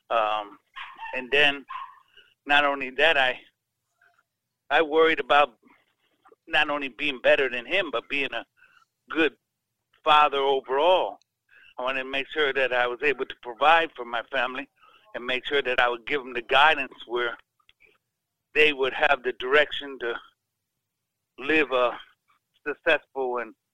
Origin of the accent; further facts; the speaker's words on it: Chicago, Illinois, United States; I grew up in Chicago on the South Side.